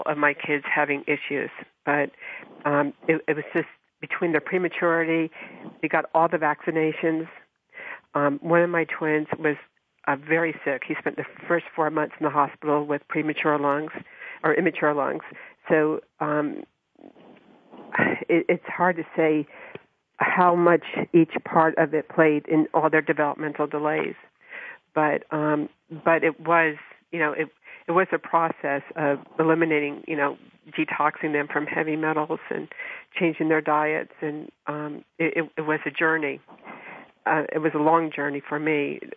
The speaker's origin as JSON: {"language": "English", "region": "New Jersey", "country": "United States", "tie": "born or raised there", "said": "I grew up in New Jersey"}